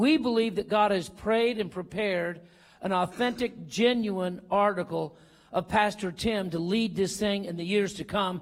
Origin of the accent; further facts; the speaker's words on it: Eastern Kentucky, United States; moved away; also born or lived in Denver; I was raised in Eastern Kentucky